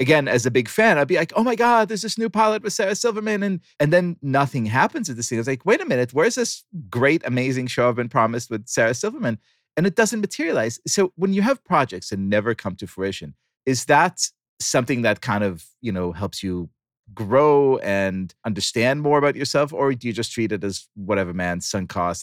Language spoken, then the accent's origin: English; Israel; moved away; I grew up in Israel